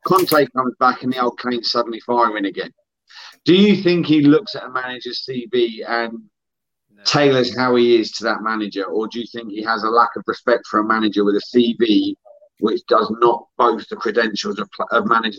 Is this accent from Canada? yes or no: no; Helensburgh, Scotland, United Kingdom; I'm originally from Helensburgh, mate. About 40 minutes west.